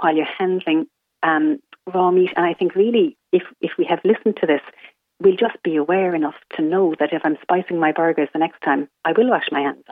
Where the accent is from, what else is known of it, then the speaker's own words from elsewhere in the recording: Ireland; we're Irish